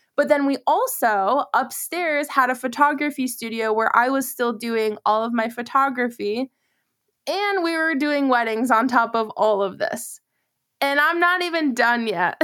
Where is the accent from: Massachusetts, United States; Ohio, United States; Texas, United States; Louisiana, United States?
Massachusetts, United States; now in Charlotte, United States; I'm originally from Massachusetts